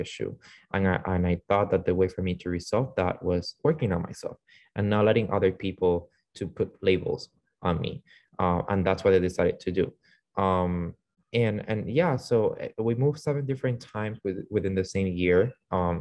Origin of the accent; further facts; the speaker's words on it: Venezuela; English is a second language; now in United States; came from the state to from Venezuela to the States, not knowing English at all